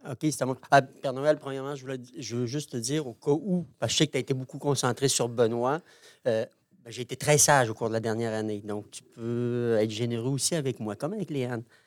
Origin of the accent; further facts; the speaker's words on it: Roberval, Quebec, Canada; je viens de Robertval